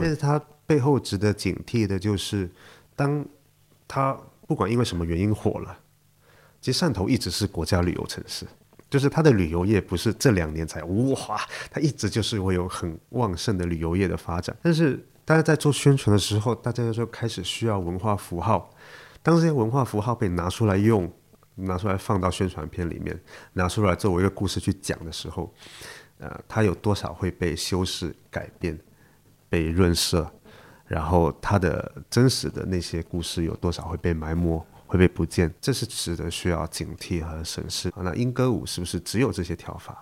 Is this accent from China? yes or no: yes; Shantou, Guangdong, China; 我是在汕头出生长大